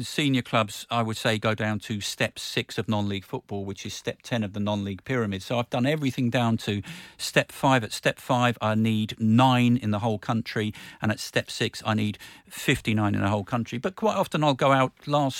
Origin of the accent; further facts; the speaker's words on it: London, United Kingdom; I grew up in Northwest London, so my family were QPR season ticket holders.